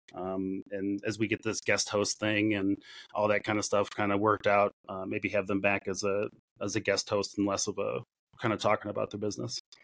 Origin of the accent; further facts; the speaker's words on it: Chicago, Illinois, United States; moved away; I grew up in Chicago